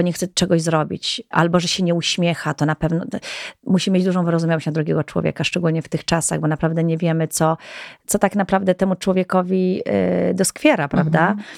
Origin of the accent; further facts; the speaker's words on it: Goral, Podhale, Poland; jestem góralką też